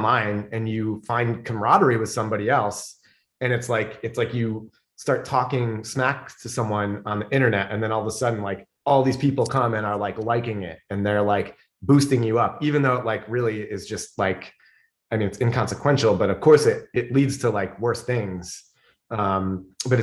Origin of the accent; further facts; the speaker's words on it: Fairport, New York, United States; also born or lived in Illinois / New Jersey; I grew up in Fairport.